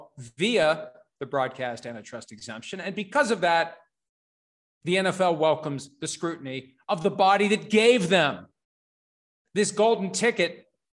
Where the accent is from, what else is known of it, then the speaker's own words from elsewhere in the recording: United States; as an American citizen